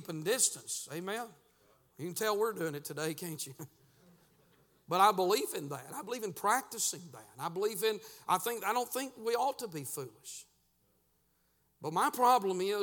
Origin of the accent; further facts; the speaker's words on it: United States; our rights as American